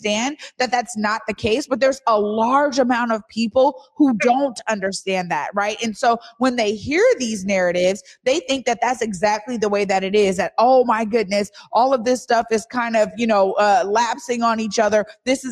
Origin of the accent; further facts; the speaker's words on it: Seattle, Washington, United States; I grew up in the Central District